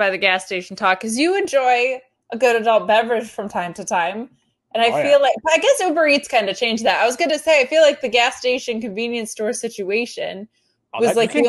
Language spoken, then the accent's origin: English; Binghamton, New York, United States; in my hometown of Binghamton, where I'm originally from